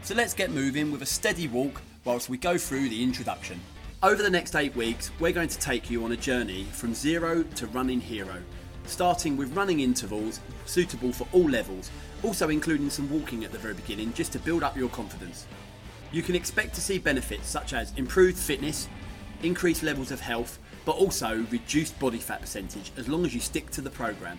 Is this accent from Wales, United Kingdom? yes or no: no; Essex, East of England, United Kingdom; accent: Essex; my monotonous Essex accent